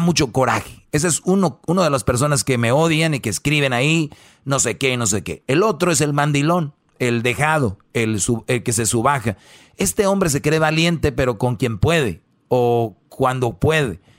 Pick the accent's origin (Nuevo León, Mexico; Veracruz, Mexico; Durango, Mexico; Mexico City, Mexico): Nuevo León, Mexico; Monterrey; soy de Monterrey, somos regios